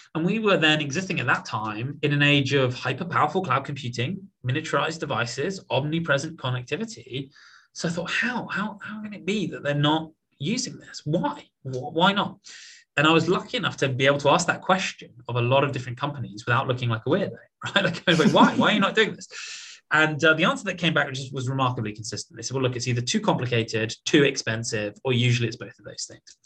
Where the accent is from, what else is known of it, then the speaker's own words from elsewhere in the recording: Portsmouth, South East England, United Kingdom; moved away as an adult; also born or lived in Oxford / London; now in United States; I was born in in Portsmouth uh, on the south coast of England, which is sort of the home of our Navy.